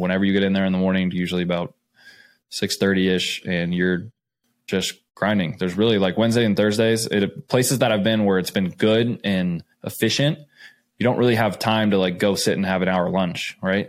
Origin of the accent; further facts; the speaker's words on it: Scottsdale, Arizona, United States; moved away; I am a kid from Scottsdale, Arizona. I grew up there.